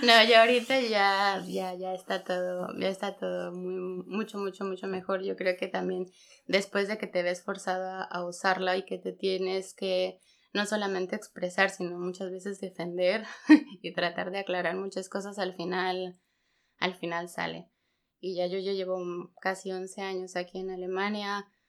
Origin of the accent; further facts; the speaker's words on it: Pachuca, Hidalgo, Mexico; moved away as an adult; now in Germany; yo soy de Hidalgo, de Pachuca